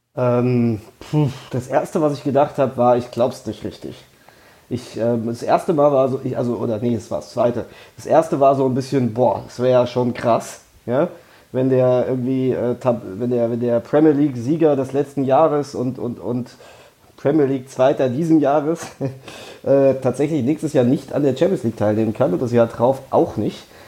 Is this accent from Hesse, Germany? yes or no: yes; Frankfurt, Hesse, Germany; als Frankfurter